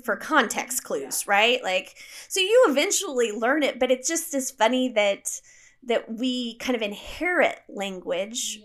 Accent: United States; I'm an American growing up without a king or a queen

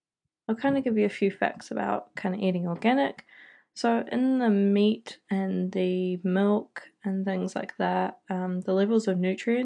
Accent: New Zealand; also born or lived in United Kingdom; I'm 23 from New Zealand, and I was originally born in the UK, but I moved out here when I was about 9

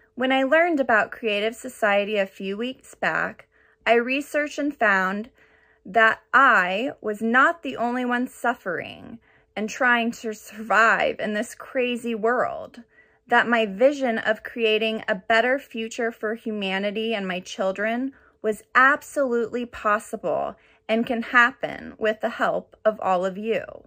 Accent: Orange County, California, United States; I'm from Orange County, California.

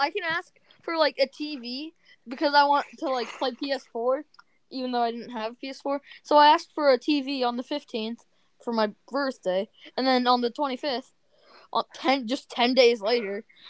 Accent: Australia; I'm Australian, but...

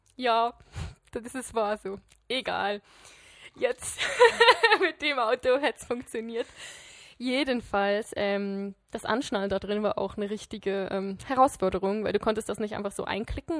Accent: Switzerland; als Schweizer

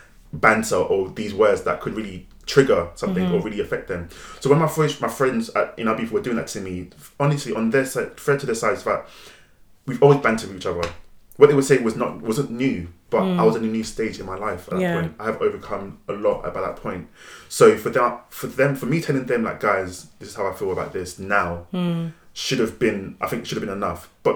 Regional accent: Nigeria; I'm quick with my tongue, very witty, especially the fact that I'm Nigerian as well. Our tongue is very sharp.

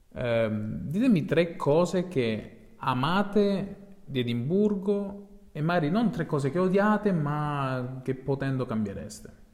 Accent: Placanica, Calabria, Italy; now in Dublin, Ireland; sono di Placanica, ma ormai vivo da tre anni nelle terre gelide dublinesi

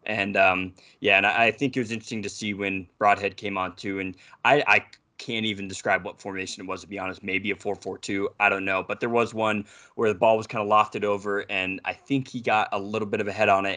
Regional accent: United States; accent: American; my American accent

